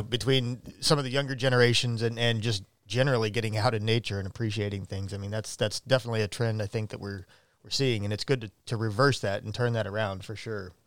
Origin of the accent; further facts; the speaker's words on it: Middletown, Ohio, United States; now in Eugene, United States; I'm from just outside of Cincinnati. I grew up in Middletown, Ohio